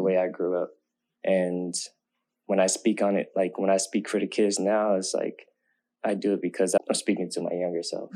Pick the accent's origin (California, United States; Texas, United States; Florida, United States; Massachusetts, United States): California, United States; Oakland; kids growing up in Oakland, like we don't, I didn't really grow up having much.